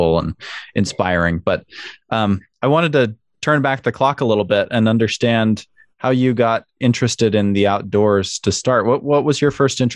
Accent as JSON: {"language": "English", "town": "Salt Lake City", "region": "Utah", "country": "United States", "tie": "born or raised there", "said": "I grew up in Salt Lake City"}